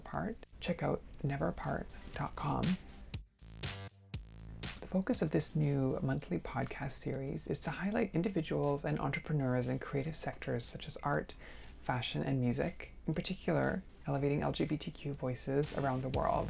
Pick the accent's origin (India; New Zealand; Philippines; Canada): Canada; now in New York, United States; I'm a Canadian artist currently residing in New York